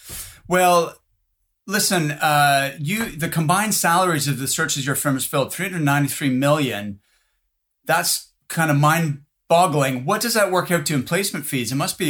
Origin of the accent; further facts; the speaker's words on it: Halifax, Nova Scotia, Canada; I'm actually from Halifax, Nova Scotia.